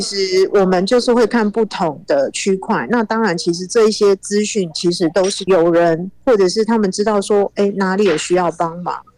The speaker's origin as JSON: {"language": "Chinese", "country": "Taiwan", "moved": "yes", "lives_now": "Turkey", "said": "我们是台湾人"}